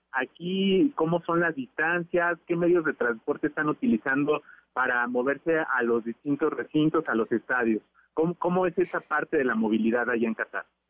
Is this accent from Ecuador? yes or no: no; Mexico; nosotros como mexicanos